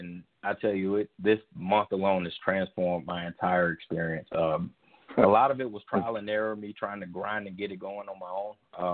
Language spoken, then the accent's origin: English; the South, United States; growing up in the South, we would we only had one TV